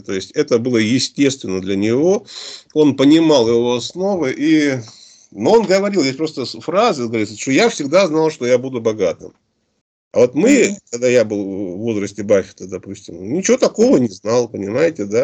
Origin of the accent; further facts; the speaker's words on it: Omsk, Omsk Oblast, Russia; мы сами из Омска